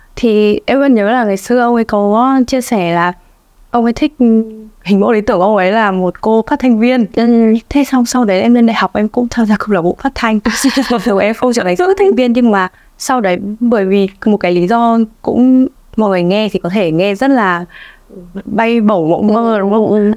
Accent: Vietnam; quê nhà của mình

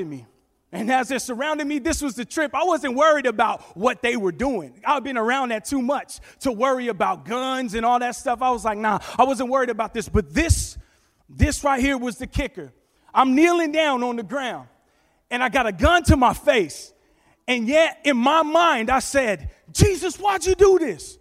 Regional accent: New York, United States; now in California, United States; I'm originally from New York, born in Manhattan, raised in the Bronx. We came out to California

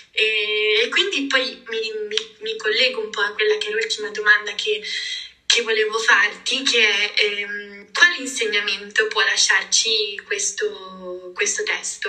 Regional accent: Liguria, Italy; da buona e fedele Liguria

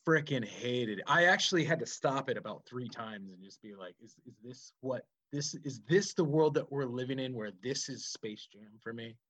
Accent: outside of Chicago, Illinois, United States; we grew up outside of Chicago

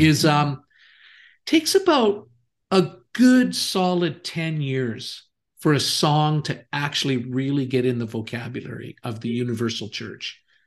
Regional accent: Canada; moved away; also born or lived in Kansas City; I am Canadian. I was living in Kansas City at that time, though, actually.

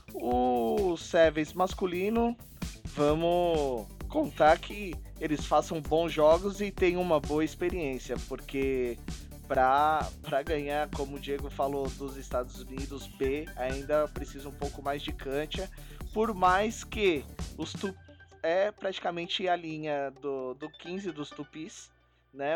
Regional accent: Brazil; Eu sou brasileiro

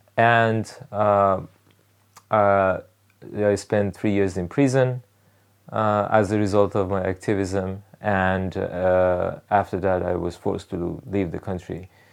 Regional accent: Rasht, Gilan, Iran; English is a second language; moved away as an adult; also born or lived in Tehran, Iran; now in United States; I was born in Tehran, Iran. I r, grew up in Rash in northern Iran.

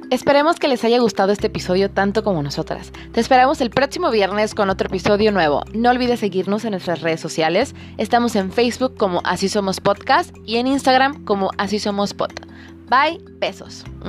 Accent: Veracruz, Mexico

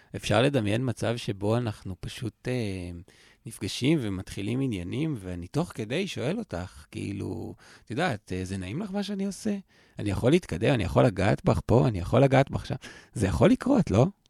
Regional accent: Israel; אני הייתי קיבוצניק

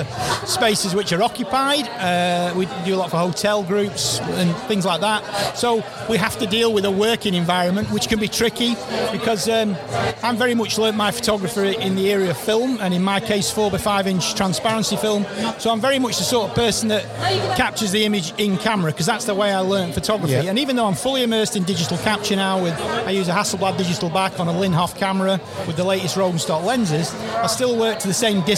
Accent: Blackpool, North West England, United Kingdom; I grew up in Blackpool

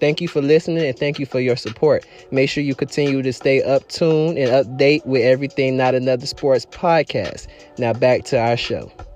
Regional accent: Miami, Florida, United States; my hometown

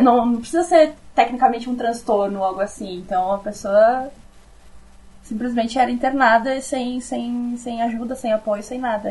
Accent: South Region, Brazil; accent: southern; eu vou ser o sotaque do sul

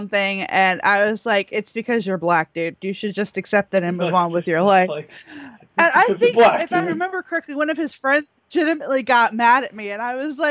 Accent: Baltimore, Maryland, United States; also born or lived in Salisbury, Maryland / Ocean City, Maryland; I actually did most of my growing up across the bridge, like right outside of Baltimore

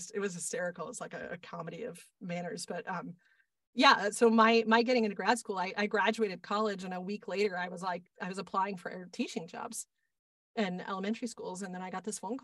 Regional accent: Boston, Massachusetts, United States; I grew up in Boston

